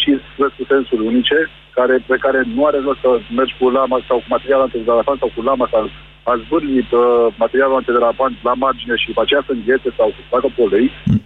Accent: Craiova, Dolj, Romania; eu sunt din Craiova, nu sunt din București

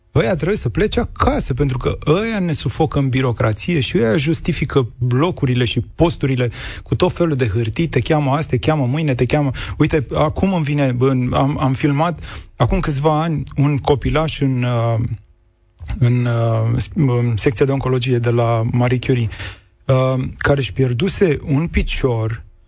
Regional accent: Buzău, Buzău County, Romania; la Buzău, acolo unde, de unde vin eu

